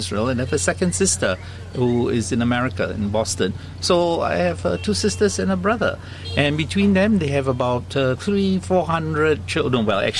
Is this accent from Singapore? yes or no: yes; Singapore; Singapore born and bred.